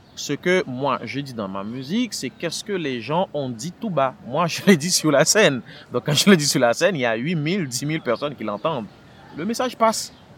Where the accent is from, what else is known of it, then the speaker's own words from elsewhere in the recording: Port-au-Prince, Ouest, Haiti; moved away as an adult; also born or lived in France / Belgium / Quebec City, Canada; now in Montreal, Canada; Je suis né à Port-au-Prince. Euh, c'est là que ma carrière euh, artistique a commencé